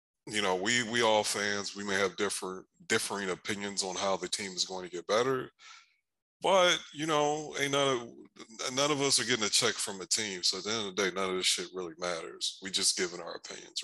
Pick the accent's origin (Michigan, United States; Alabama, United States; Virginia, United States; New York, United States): Michigan, United States; now in Dallas, United States; I know I'm from Michigan. I know I lived there half my life. I was a little kid that walked in the snow a little bit, walked to school in the snow